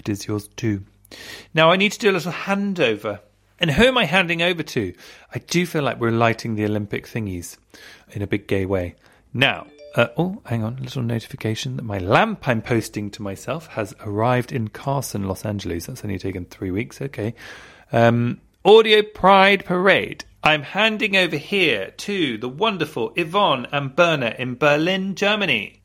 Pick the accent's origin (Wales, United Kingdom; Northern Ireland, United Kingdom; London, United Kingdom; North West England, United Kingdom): London, United Kingdom; I grew up in Southfields, which is next to Wimbledon in London, in Britain